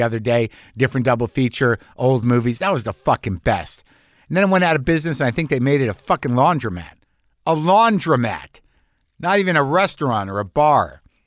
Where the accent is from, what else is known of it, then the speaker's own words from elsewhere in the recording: Albuquerque, New Mexico, United States; my hometown of Albuquerque, New Mexico